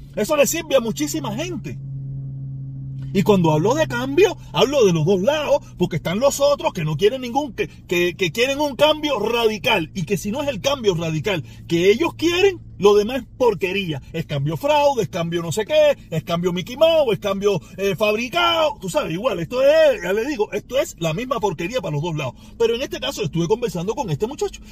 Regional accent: Cuba; Mi pueblo cubano

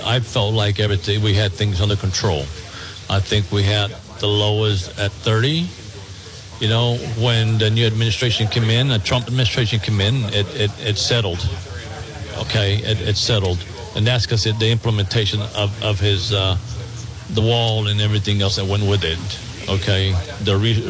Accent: Texas, United States; born or raised there

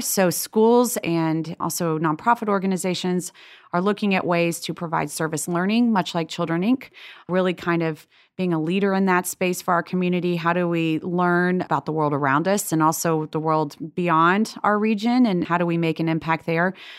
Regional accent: Lexington, Kentucky, United States; also born or lived in Boston; I grew up in Lexington, Kentucky, and we went to Episcopal Church there.

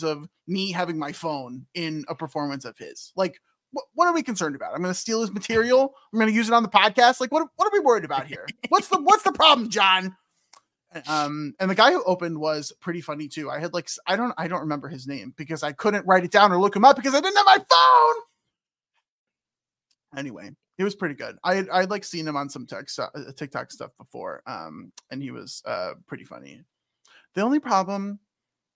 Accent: Chicago, Illinois, United States; now in St. Louis, United States; I was born in Chicago

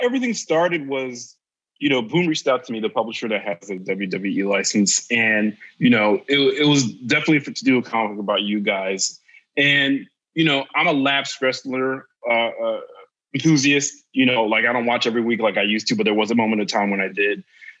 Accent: Haiti; like, I'm from the Caribbean, my parents are Haitian. So, you know, there might be exotic, you know, birds up in my space sometimes. Yeah. When I went back to Haiti, I would see some birds I could identify

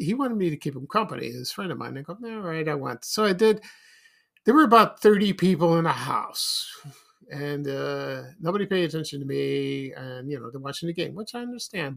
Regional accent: Chicago, Illinois, United States; when I was growing up in the Roseland area, uh, Roseland neighborhood in the 1970s, that's where we lived

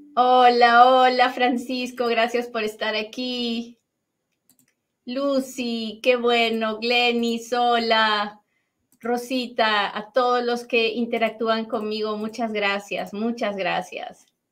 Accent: Peru; now in United States; tengo un superacentazo pero es que soy bien peruana.

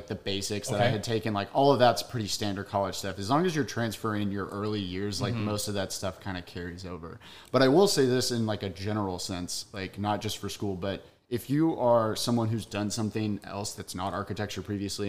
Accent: Longview, Texas, United States; I grew up in Longview, Texas.

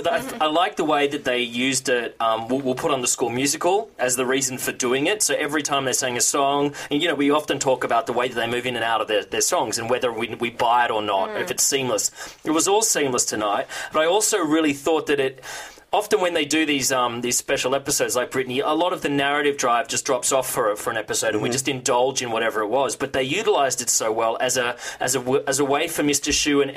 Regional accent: Australia; I'm from Australia.

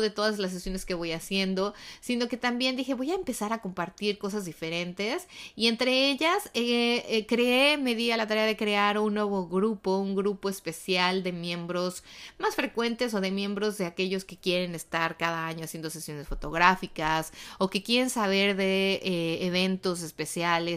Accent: Mexico; now in United States; en México, en mi país

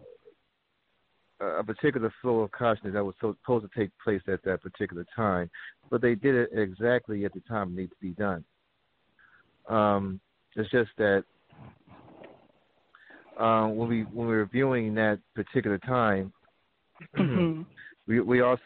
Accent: the Bay Area, California, United States; I live out here in California. As a matter of fact, I'm from the Bay Area

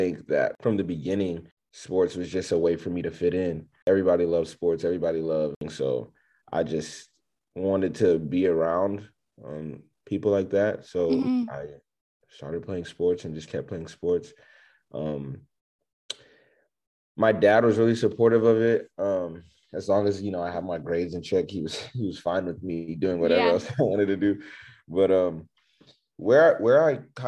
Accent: Richmond, Texas, United States; I grew up in Richmond, Texas, which is on the outskirts of Houston

